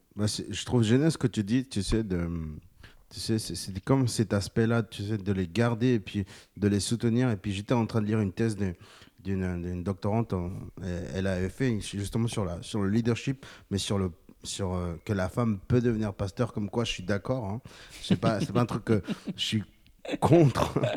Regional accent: Bolivia; J'ai 28 ans, je viens de Bolivie

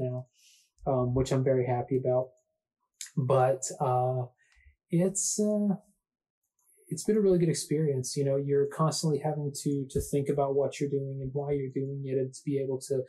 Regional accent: Atlanta, Georgia, United States; The first time that I ever got to give a design talk in my hometown

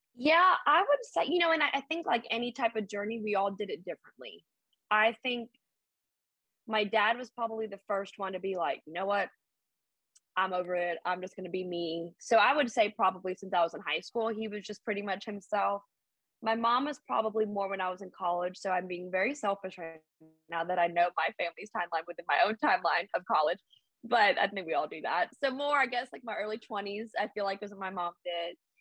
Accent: Birmingham, Alabama, United States; moved away; also born or lived in the Bronx, New York; i'm an outsider even though i've lived here for like since i was 12

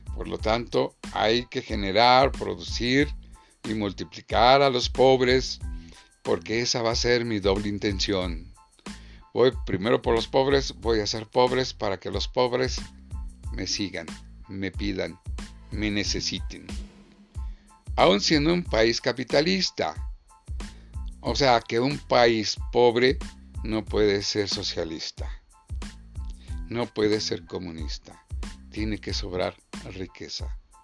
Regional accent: Mexico; somos mexicanos

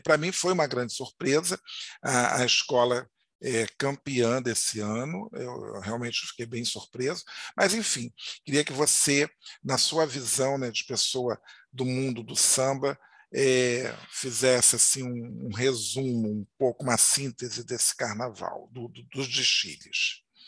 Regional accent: Rio de Janeiro, Brazil; fui criado em Madureira

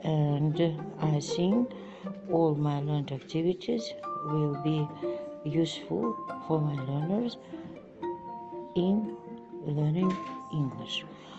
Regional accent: Gulistan, Syrdarya Region, Uzbekistan; Good morning … I am from Sardaria region, Gulistan city, and I work at specialized boarding school number 1.

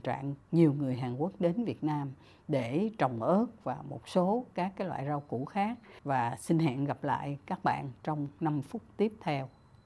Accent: Vietnam

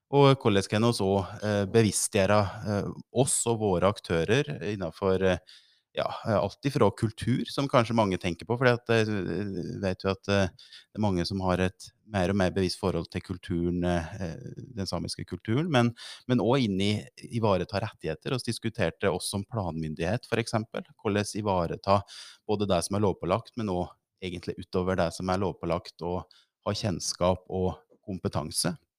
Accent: the Skjåk area, Innlandet, Norway; i oppvekståret en bodd i Skjåk. Så det er jo i strøket der jeg er

